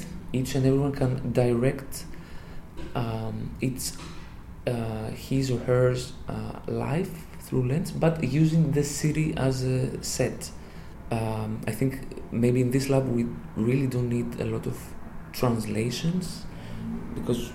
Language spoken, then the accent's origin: English; Thessaloniki, Central Macedonia, Greece; I am from Thessaloniki